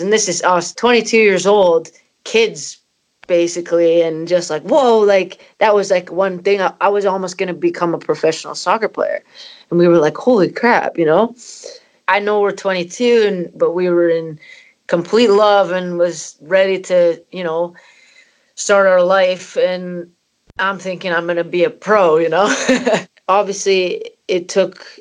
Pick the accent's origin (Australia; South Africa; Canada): Canada; moved away as an adult; also born or lived in Scotland; my parents are Scottish and I'm from Canada